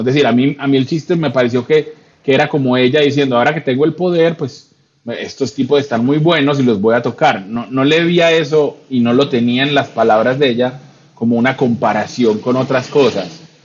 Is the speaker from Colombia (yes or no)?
yes; Colombia; como colombiano